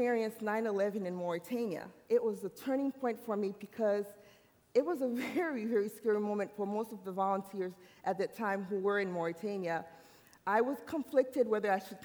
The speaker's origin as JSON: {"language": "English", "country": "Haiti", "tie": "born or raised there", "moved": "yes", "said": "I'm an island girl. I'm from the island. I was born in Haiti."}